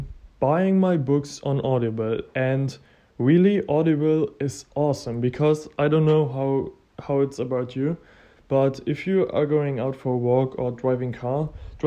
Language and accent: English; Germany; English is a second language; I'm from Germany